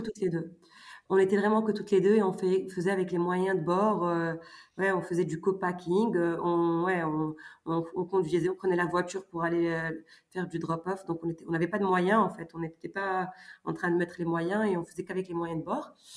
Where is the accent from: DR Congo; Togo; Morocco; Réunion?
Morocco; moved away as an adult; also born or lived in France; à 17-18 ans, donc j'ai quitté le Maroc